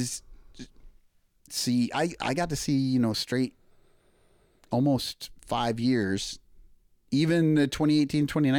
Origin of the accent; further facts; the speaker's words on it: LeClaire, Iowa, United States; moved away; Yeah, I grew up in Eastern Iowa, right across the street in LeClaire. So just north of the Quad Cities and right across the street from the Mississippi.